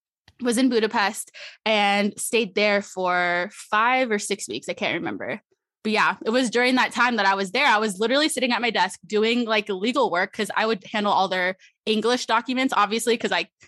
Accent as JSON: {"language": "English", "region": "Arizona", "country": "United States", "tie": "born or raised there", "said": "Yes, my whole family born and raised in Arizona."}